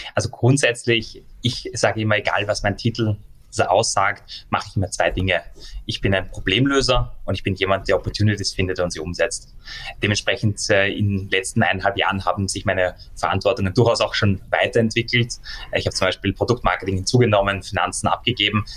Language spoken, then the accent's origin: German; Austria; Also ich sehe mich in erster Linie auch als Europa, erst dann in zweiter Linie als Österreicher